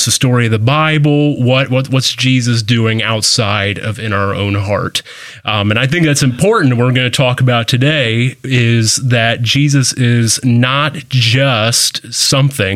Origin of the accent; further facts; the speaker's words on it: Columbus, Ohio, United States; moved away; I'm from Columbus originally